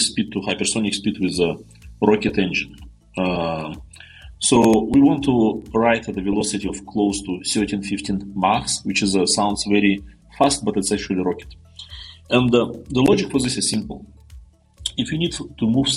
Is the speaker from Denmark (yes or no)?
no; Siberia, Russia; moved away; also born or lived in Novosibirsk, Russia; I was born in Siberia, in a small Mongolian village, not far from the place where Genghis Khan started his conquest